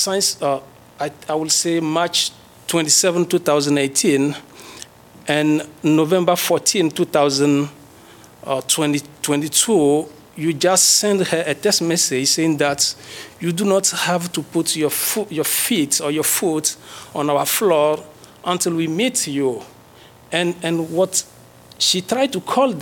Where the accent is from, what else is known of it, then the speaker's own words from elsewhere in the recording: Togo; moved away as an adult; now in United States; I graduate from the University of Lomé in the Department of Geography. I have my PhD from Togo. And as you may know, we came from Africa